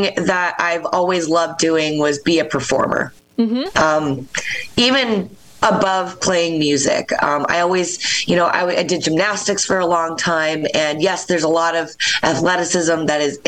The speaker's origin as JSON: {"language": "English", "town": "Rochester", "region": "New York", "country": "United States", "tie": "born or raised there", "also_born_or_lived": "Philadelphia", "moved": "as an adult", "said": "I grew up in Rochester, New York"}